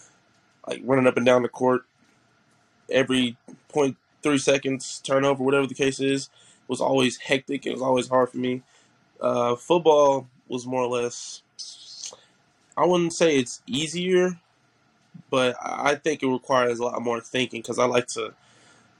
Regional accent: Oklahoma City, Oklahoma, United States; also born or lived in Edmond, Oklahoma; I'm from Oklahoma City, Oklahoma, but I moved to Edmond to play football at Edmond Santa Fe

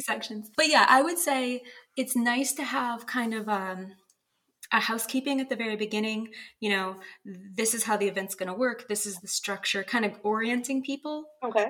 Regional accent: Bangor, Maine, United States; my hometown bookstore in Bangor, Maine

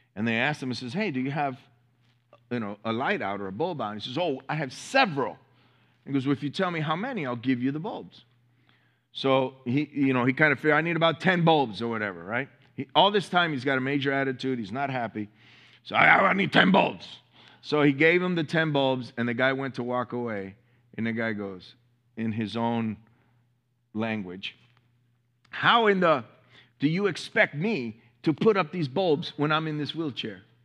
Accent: Miami, Florida, United States; I'm from Miami

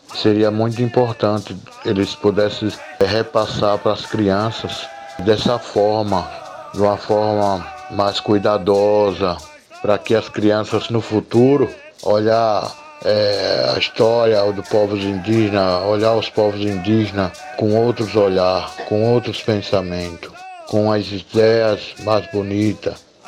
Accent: Fulni-ô village, Pernambuco, Brazil; Eu estudei primeiro grau completo, só até o primeiro grau aqui mesmo na aldeia, na escola Marechal Rondon

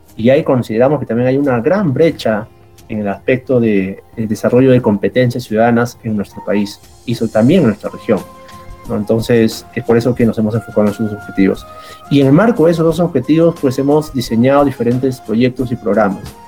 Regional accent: Peru

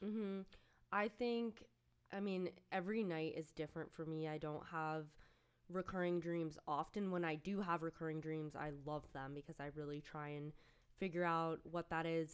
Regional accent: outside of New York City, United States; I grew up outside of New York City

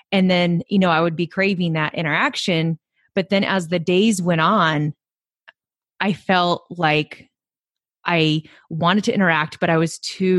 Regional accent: California, United States; now in Chicago, United States; You know, I'm a transplant from California. So most of my family and friends are, you know, all in California.

